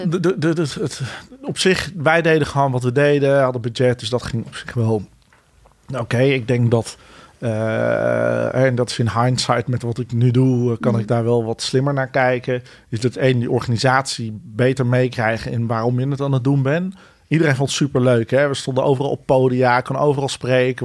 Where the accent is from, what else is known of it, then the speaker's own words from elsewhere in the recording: Utrecht, Netherlands; also born or lived in Bennekom / Ede; ik ben uiteindelijk voornamelijk in Utrecht opgegroeid in die tijd.